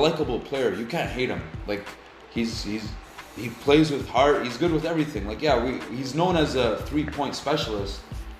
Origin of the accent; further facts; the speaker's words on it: Alberta, Canada; I'm from Alberta